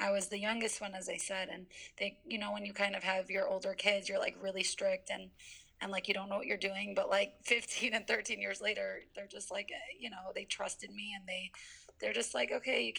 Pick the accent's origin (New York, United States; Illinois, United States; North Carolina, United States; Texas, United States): Illinois, United States; Skokie; also born or lived in Tel Aviv, Israel; I'm from Skokie